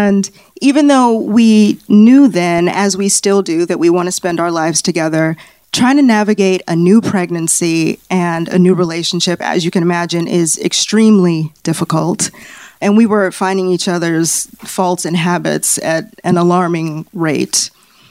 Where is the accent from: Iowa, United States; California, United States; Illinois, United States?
Illinois, United States; Chicago; now in Los Angeles, United States; I'm originally from Chicago